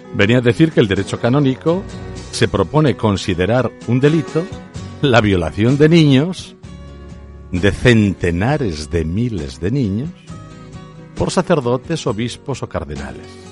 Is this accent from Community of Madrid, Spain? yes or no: no; Aragon, Spain; solo soy un zapatero aragonés